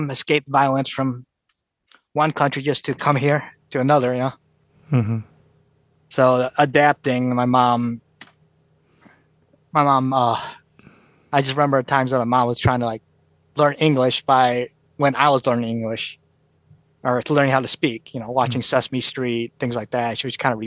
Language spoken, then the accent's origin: English; Detroit, Michigan, United States; they touched down in Detroit. Soon as they touched down, you know, my mom got pregnant with me. And I was the first one born in all out of all my relatives here in the U.S.